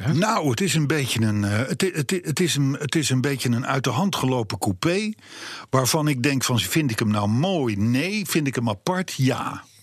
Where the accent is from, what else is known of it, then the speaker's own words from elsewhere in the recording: Voorschoten, South Holland, Netherlands; ik ben geboren in Voorschoten, vlak vlakbij Katwijk